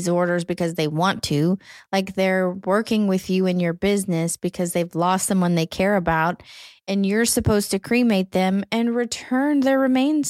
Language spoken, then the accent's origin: English; Southern, United States; accent: Southern; my Southern accent